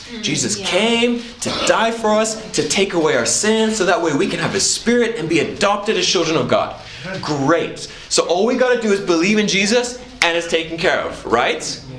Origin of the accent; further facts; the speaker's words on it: Papua, Indonesia; So I grew up in Indonesia. And I love Indonesia. It's a great country. And in Indonesia, where I was at specifically, was an island called Papua.